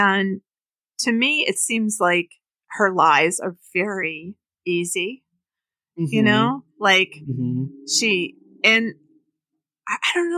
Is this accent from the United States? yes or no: yes; Wisconsin, United States; I grew up in Wisconsin